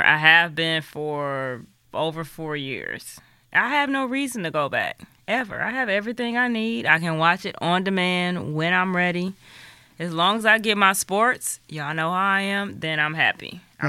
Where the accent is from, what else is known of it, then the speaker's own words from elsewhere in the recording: Midwest, United States; I'm from the Midwest.